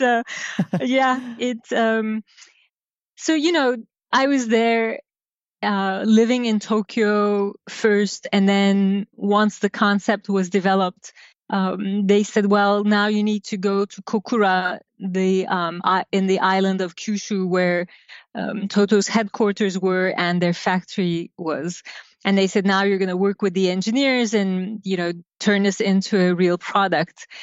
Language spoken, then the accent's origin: English; Izmir, Turkey; I grew up in Turkey, uh, in a port city by the name of Izmir, by the Aegean.